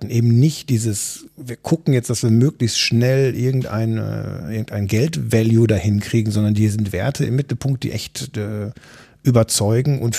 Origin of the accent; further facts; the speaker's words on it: North Rhine-Westphalia, Germany; Ich, ich komme aus dem Ruhrgebiet und Düsseldorf ist eben nicht mehr